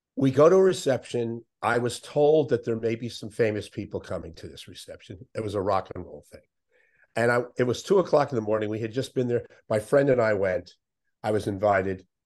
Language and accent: English; Miami, Florida, United States; I grew up in Miami